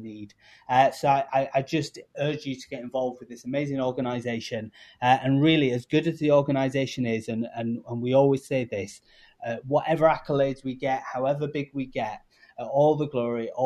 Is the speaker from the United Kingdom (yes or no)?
yes; United Kingdom; accent: English; now in Chicago, United States; I've come from the UK originally, you can tell by my accent